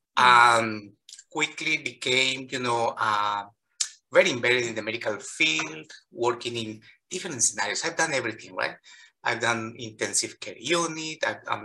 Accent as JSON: {"language": "English", "country": "Colombia", "tie": "born or raised there", "second_language": "English", "moved": "as an adult", "lives_now": "Chicago, United States", "said": "I've lived more in the United States professionally than in Colombia. I've been practicing for 16 years in Colombia"}